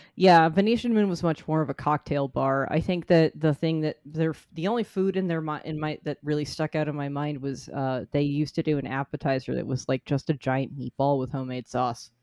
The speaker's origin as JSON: {"language": "English", "town": "Reading", "region": "Massachusetts", "country": "United States", "tie": "born or raised there", "said": "Reading, Massachusetts is my hometown. It is where I grew up"}